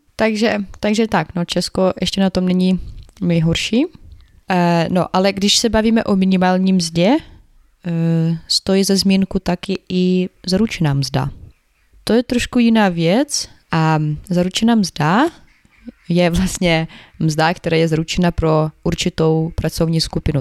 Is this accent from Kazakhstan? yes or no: no; Ukraine; Czech is a second language; now in Czech Republic